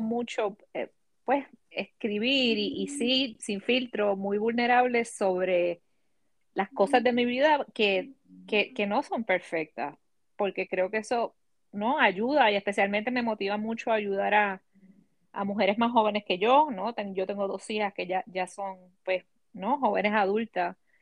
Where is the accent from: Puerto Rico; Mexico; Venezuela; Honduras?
Puerto Rico; mis experiencias creciendo en Puerto Rico